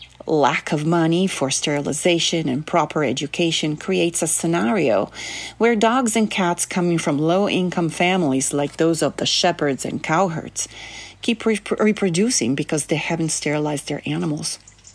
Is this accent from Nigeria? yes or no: no; Sicily, Italy; English is a second language; 5 years later in my home country of Italy, on the island of Sicily.